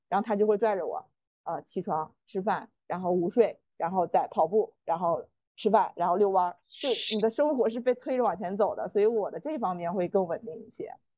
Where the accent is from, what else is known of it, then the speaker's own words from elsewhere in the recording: northern China, China; moved away as an adult; also born or lived in Beijing / Shanghai; 他的大学是在我的老家上的